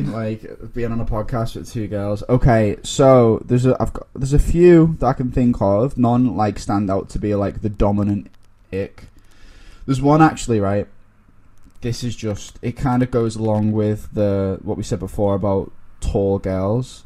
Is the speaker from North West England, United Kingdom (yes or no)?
yes; Liverpool, North West England, United Kingdom; moved away as an adult; now in London, United Kingdom; from Liverpool, as you can tell by my accent